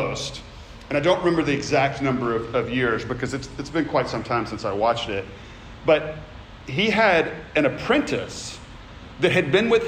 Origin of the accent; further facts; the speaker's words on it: Memphis, Tennessee, United States; I grew up in Memphis